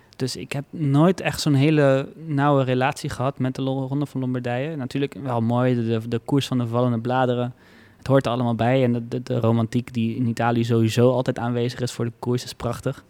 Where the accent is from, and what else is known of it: Netherlands